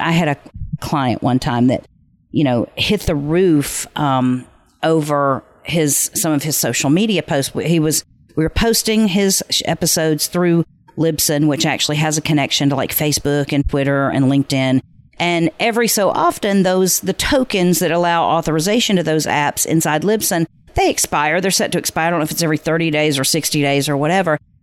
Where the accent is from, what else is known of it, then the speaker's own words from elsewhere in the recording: the South, United States; I'm from the South, and so bless their hearts is not necessarily a compliment